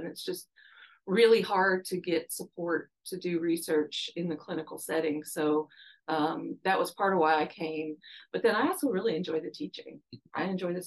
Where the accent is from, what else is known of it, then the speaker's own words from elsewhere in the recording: Louisville, Kentucky, United States; moved away as an adult; also born or lived in Cleveland, Ohio / Dallas, Texas; now in Arkansas, United States; I ended up in Louisville, Kentucky, to start kindergarten and basically have been in Kentucky the rest of my schooling